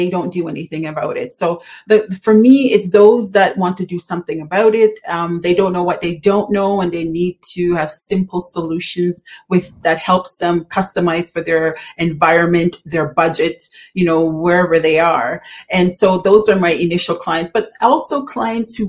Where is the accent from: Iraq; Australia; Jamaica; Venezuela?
Jamaica; we love growing up in Jamaica